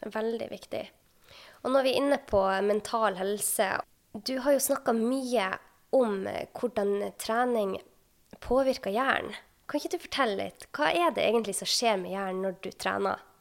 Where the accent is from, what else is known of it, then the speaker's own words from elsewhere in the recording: Sortland, Nordland, Norway; jobba jeg selv som fastlege på Sortland i hjembyen min